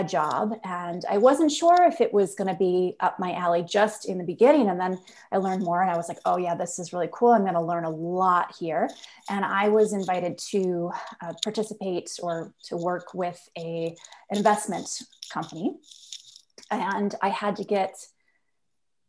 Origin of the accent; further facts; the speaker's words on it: Nova Scotia, Canada; moved away as an adult; also born or lived in United States / Halifax; I am originally from Nova Scotia. I was born and raised here through high school